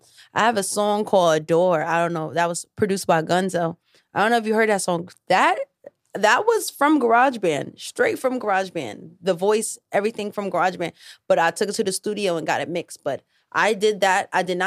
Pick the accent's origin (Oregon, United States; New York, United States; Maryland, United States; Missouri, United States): New York, United States; New York City; also born or lived in Bronx; I'm from Harlem